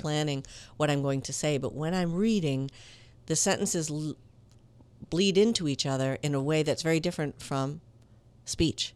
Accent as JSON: {"language": "English", "town": "Minneapolis", "region": "Minnesota", "country": "United States", "tie": "born or raised there", "also_born_or_lived": "Italy / Latin America / Miami", "moved": "as an adult", "said": "I grew up in Minneapolis"}